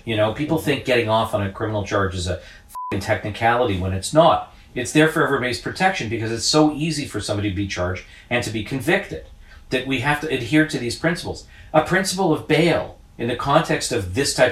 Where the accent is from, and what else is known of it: Canada